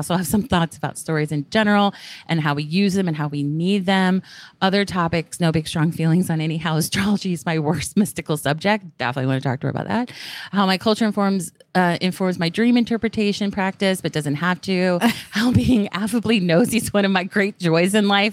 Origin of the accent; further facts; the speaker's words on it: England, United Kingdom; moved away; also born or lived in the South (US); where we grew up in England